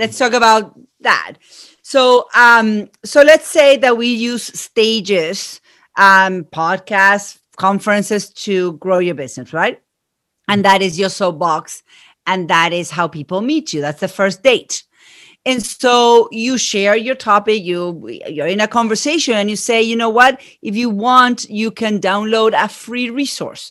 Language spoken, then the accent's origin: English; Argentina; accent: Argentine; moved away; I am from Argentina. That's where my accent is from